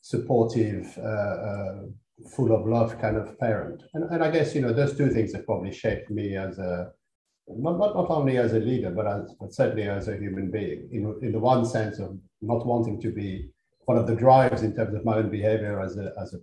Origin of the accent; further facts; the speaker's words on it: Algeria; also born or lived in Paris, France; now in United Kingdom; my father was Algerian, my mother was French